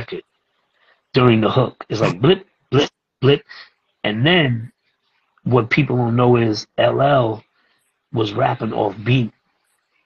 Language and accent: English; New York City, New York, United States; I come from the street that they come from. You know, I come from Brooklyn